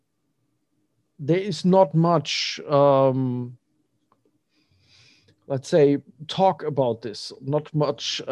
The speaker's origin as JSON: {"language": "English", "country": "Germany", "said": "I'm from Germany"}